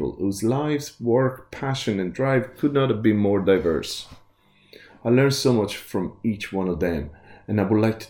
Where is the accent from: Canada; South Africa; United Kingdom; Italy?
Italy; Growing up in Italy, we sat at the table every day as a family